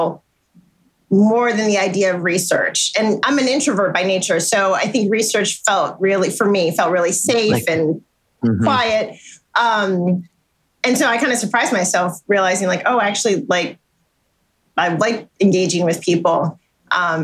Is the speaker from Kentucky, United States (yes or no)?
no; Chicago, Illinois, United States; moved away as an adult; also born or lived in Ohio; now in Philadelphia, United States; I was born and raised in Chicago, Illinois